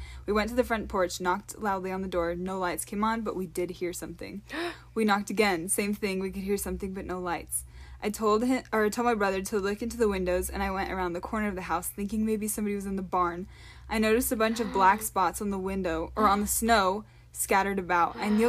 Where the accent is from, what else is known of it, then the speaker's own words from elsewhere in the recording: Washington, United States; I was only used to the rain this time of year, being I was from Washington State.